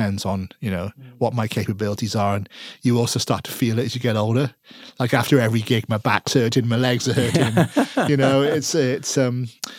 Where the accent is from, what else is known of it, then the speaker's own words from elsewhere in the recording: Wales, United Kingdom; I'm Welsh, you know, they're fly halves to me.